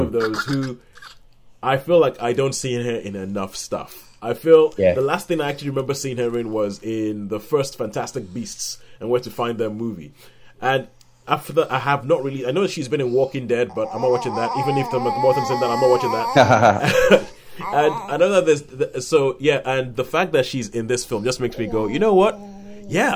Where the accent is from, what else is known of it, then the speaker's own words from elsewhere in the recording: Nigeria; I'm Nigerian, and we grew up in Nigeria